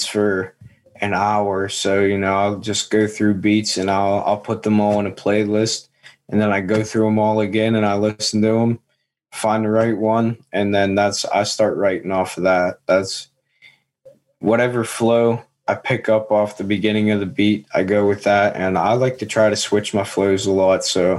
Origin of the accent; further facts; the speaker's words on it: Seward, Pennsylvania, United States; also born or lived in Latrobe, Pennsylvania; I'm actually from a little town outside of Johnstown, Pennsylvania